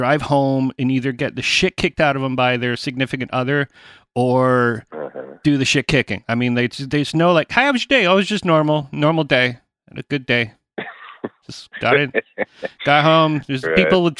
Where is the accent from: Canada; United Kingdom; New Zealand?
Canada; As a Canadian